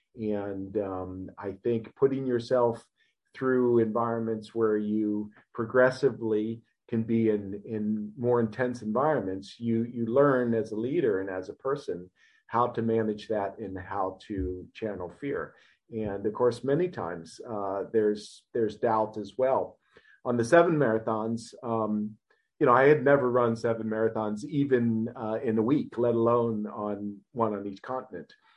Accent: Ohio, United States; I was born and raised in Ohio. Uh, in the United States.

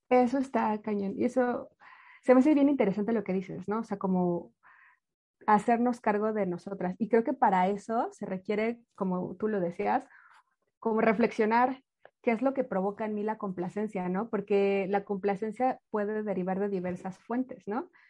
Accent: Mexico; hablo por México, yo soy mexicana

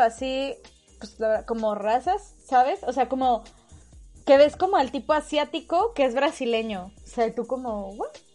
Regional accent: Mexico; los mexicanos

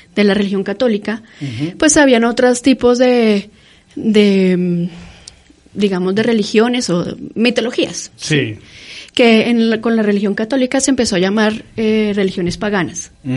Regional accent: Colombia; nosotros como colombianos

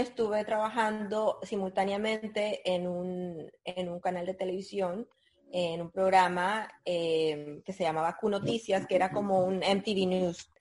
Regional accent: Nicaragua; also born or lived in Argentina; soy nicaragüense, eh, mi padre es mexicano, así que soy nicaragüense mexicana, nací en Nicaragua

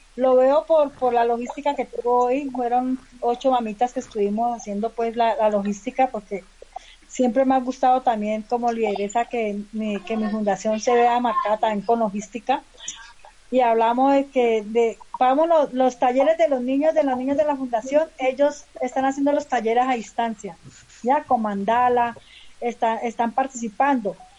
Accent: Palmira, Valle del Cauca, Colombia; now in Bogotá, Colombia; yo soy del Valle del Cauca, soy de Palmira

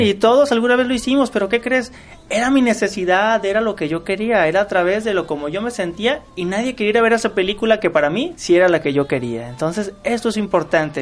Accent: Mexico; como buen mexicano

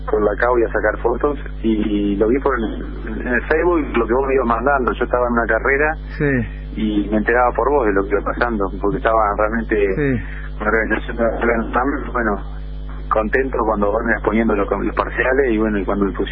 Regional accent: Argentina; Ahora, la última que no puedo porque soy Argentina

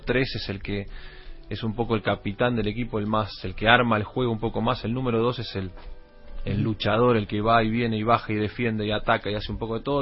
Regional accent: Argentina; also born or lived in Valencia, Venezuela; cuando tenía cinco meses me fui a Argentina.

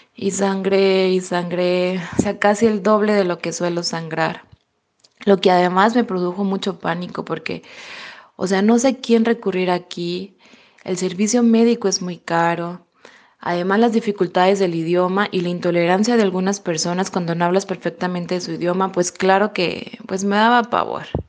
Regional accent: Mexico; moved away as an adult; now in Germany; soy mexicana

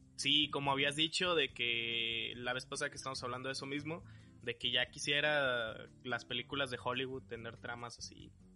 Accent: Jalisco, Mexico; moved away; soy de Jalisco

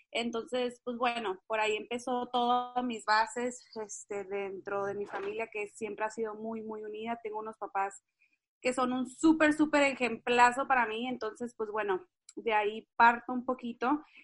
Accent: Tijuana, Baja California, Mexico; yo soy norteña, o sea, soy de Tijuana, siempre, o sea, crecí en, en, en esos, eh, ¿cómo se dicen? Dos mundos, de la frontera

